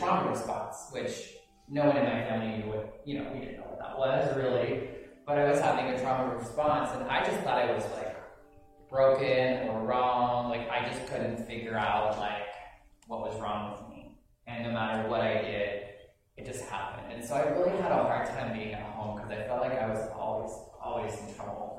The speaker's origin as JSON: {"language": "English", "town": "Wendell", "region": "Idaho", "country": "United States", "tie": "born or raised there", "moved": "yes", "said": "I grew up in Wendell, Idaho"}